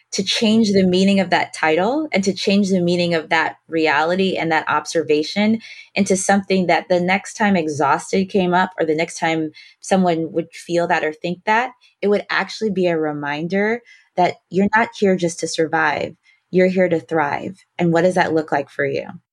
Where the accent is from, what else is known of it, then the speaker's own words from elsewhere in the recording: Detroit, Michigan, United States; I was born in Detroit, grew up in Detroit